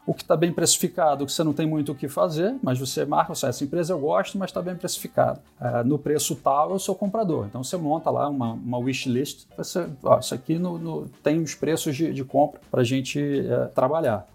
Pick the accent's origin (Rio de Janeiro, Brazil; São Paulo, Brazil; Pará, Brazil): Rio de Janeiro, Brazil; eu sou carioca, nasci, nasci em 68, carioca da Gema